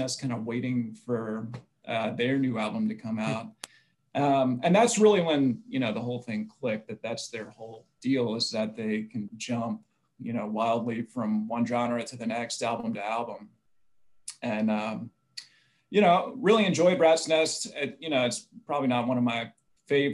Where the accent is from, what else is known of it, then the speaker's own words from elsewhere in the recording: Mississippi, United States; I grew up in Mississippi